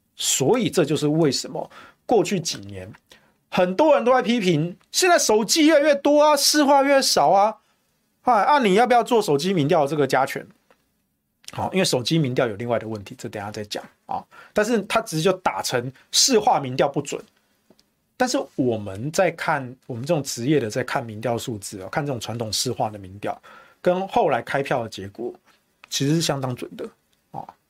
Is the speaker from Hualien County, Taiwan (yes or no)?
no; Taichung, Taiwan; now in Taipei, Taiwan; 我是台中人，因为我户籍到现在都还在台中